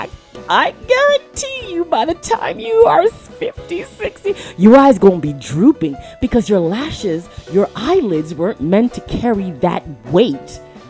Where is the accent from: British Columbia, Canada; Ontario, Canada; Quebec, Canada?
Ontario, Canada; Toronto; I grew up in Toronto, Canada